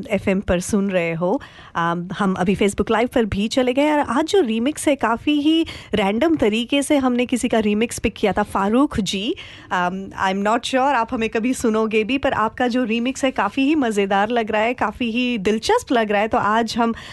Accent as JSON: {"language": "Hindi", "town": "Lalitpur", "region": "Uttar Pradesh", "country": "India", "said": "ललितपुर है मैं वहां से हूँ ये यूपी से हूँ"}